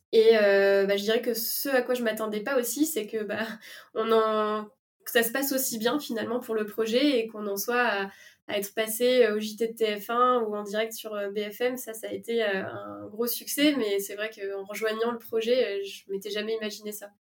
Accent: La Rochelle, Nouvelle-Aquitaine, France; moved away; also born or lived in Paris; je suis pas originaire de Paris, je viens de La Rochelle

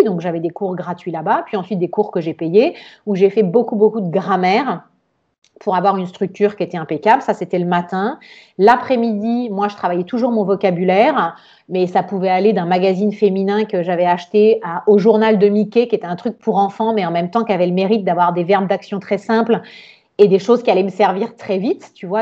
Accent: Nice, Provence-Alpes-Côte d'Azur, France; moved away as an adult; also born or lived in Florence; j'ai grandi à Nice, on est à côté de l'Italie

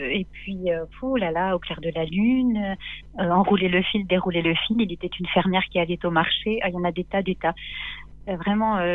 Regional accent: Nancy, Grand Est, France; à, Nancy.

